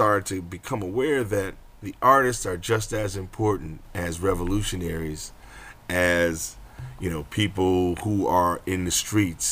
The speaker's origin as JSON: {"language": "English", "town": "Rochester", "region": "New York", "country": "United States", "tie": "born or raised there", "said": "I was in my hometown, Rochester, New York"}